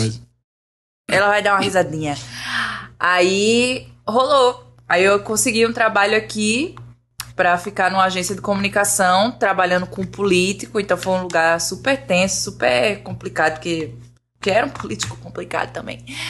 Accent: Igarassu, Pernambuco, Brazil; moved away as an adult; also born or lived in Recife; now in Rio de Janeiro, Brazil; Eu sou de Igaraçu, que é uma cidade que é mais ou menos a 30 a 40 quilômetros da, da universidade em Recife

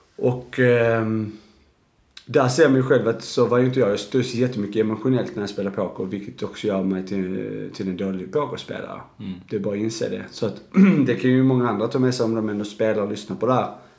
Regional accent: Arlöv, Skåne, Sweden; jag kommer ju från Arlöv

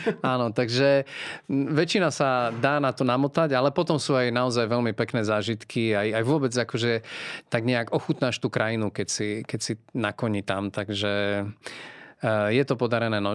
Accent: Podolínec, Prešov Region, Slovakia; ja som vyrástol vlastne v Podolinci. Eh, je to malé mestečko

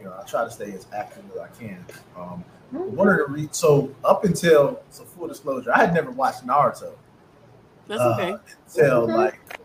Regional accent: North Carolina, United States; I'm from a small town, North Carolina

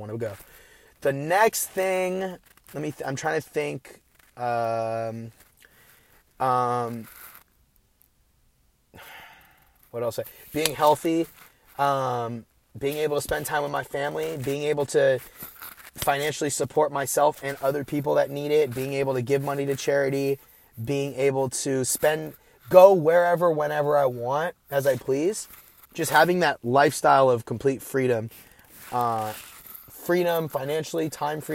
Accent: Bay Area, California, United States; I'm from the Bay Area.

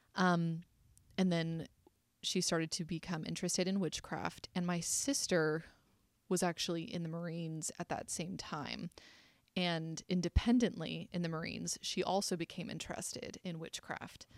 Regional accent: South Carolina, United States; I was raised in South Carolina.

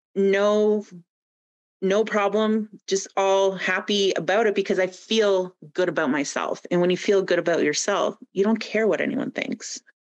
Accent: Kingsville, Ontario, Canada; moved away as an adult; now in Calgary, Canada; I'm from uh, southwestern Ontario, little Kingsville, Leamington area, oh, and yeah, yeah. I moved to Calgary. I think, I think it's been 11 years now.

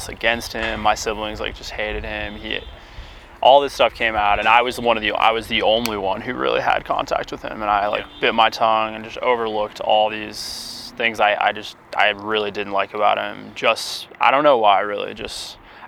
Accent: Cedar Crest, New Mexico, United States; moved away as an adult; also born or lived in upstate New York; I grew up in the East Mountains and went to school in Albuquerque

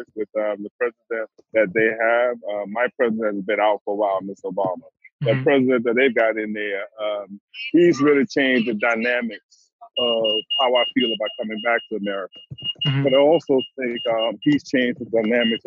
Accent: St. Matthews, South Carolina, United States; moved away as an adult; now in Europe; I grew up in St. Matthew, South Carolina in the States, near Charleston

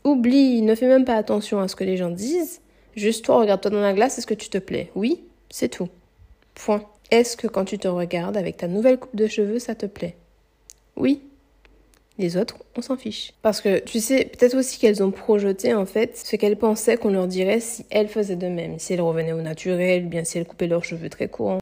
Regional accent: Martinique; moved away as an adult; also born or lived in Metropolitan France; Je suis martiniquaise si vous ne savez pas et là je suis retournée vivre du coup en Martinique. Du coup, j'ai quitté mon île natale pour aller m'installer en hexagone pour faire mes études

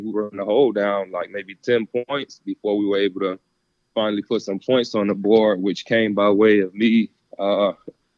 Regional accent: South Florida, United States; I grew up here in South Florida

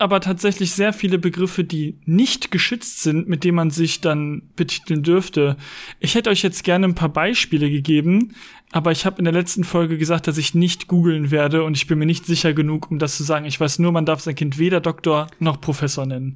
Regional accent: Hagen, North Rhine-Westphalia, Germany; Ich komme aus Hagen

